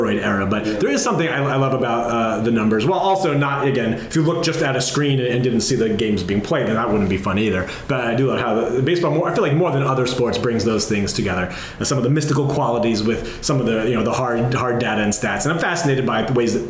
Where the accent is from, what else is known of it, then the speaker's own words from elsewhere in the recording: New Jersey, United States; where I grew up in New Jersey